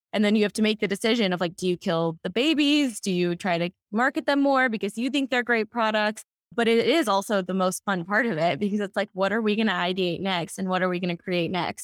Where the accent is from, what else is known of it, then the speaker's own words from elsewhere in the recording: Texas, United States; now in Los Angeles, United States; growing up in Texas and now being in Los Angeles